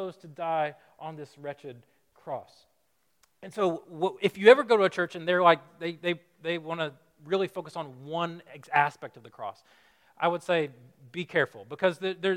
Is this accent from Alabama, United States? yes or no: yes; Alabama, United States; moved away as an adult; now in Chicago, United States; I'm from Alabama